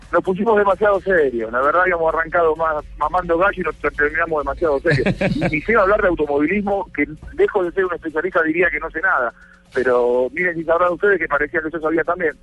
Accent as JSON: {"language": "Spanish", "country": "Argentina", "said": "como argentino, a mí me pasa"}